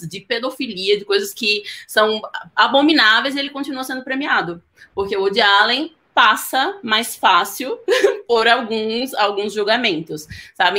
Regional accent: Northeast Region, Brazil; eu sou nordestina

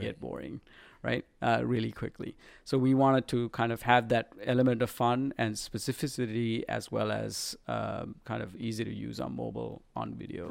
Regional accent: Sri Lanka; moved away; I was a pop artist growing up in Sri Lanka

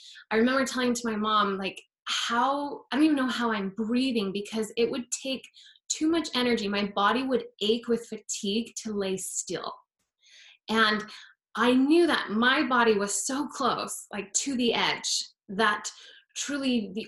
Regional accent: Utah, United States; I grew up in Utah, so we'd go walk the mall because of the winter, it's so cold

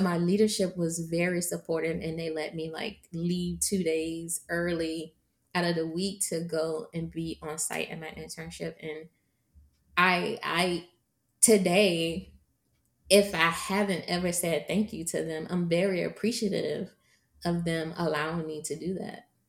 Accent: Virginia, United States; I am from Virginia

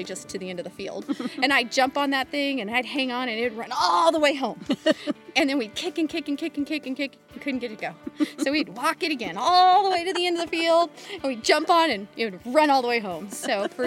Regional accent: Porterville, California, United States; I grew up just outside of Porterville, California, and I was one of 10 kids

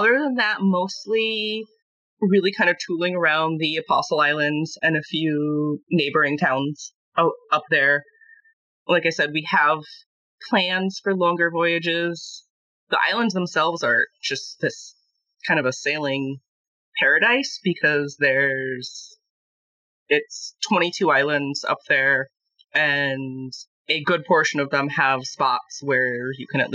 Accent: Minnesota, United States; as a Minnesotan

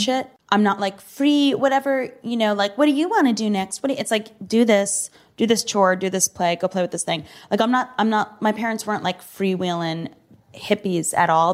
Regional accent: United States; I was born in this country

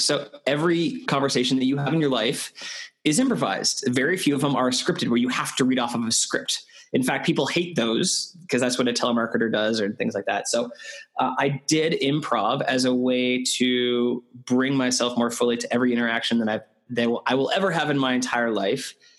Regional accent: Canada; moved away as an adult; also born or lived in United Kingdom; I'm Canadian

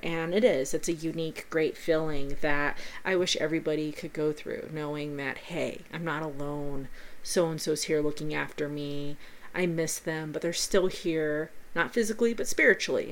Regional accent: Pueblo, Colorado, United States; here in my hometown of Pueblo, Colorado

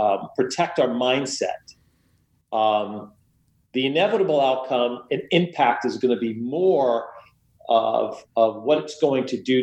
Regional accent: United States; I was born and raised right outside New York City. In fact, my bedroom overlooked Lower Manhattan, and I could see them build the World Trade Center.

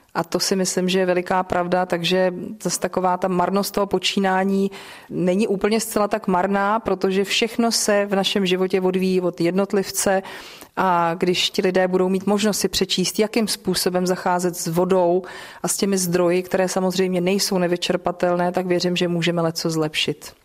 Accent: Bohemia, Czechia; tady u nás v Čechách

